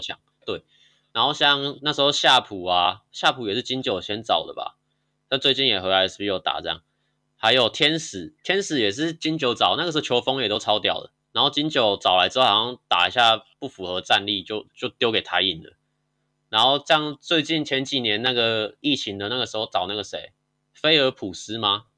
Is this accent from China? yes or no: no; Tainan, Taiwan; 因为我是台南人啊